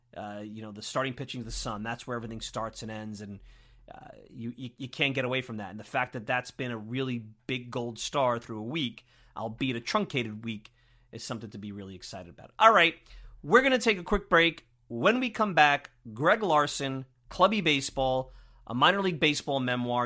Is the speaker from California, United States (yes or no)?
no; Brooklyn, New York, United States; I grew up in Brooklyn